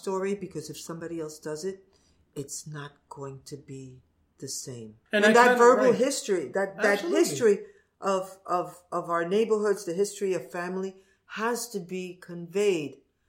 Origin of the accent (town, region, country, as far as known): New York City, New York, United States; born or raised there